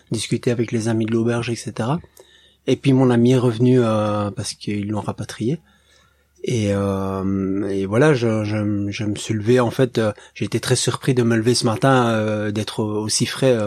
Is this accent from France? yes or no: no; Belgium; je viens de Belgique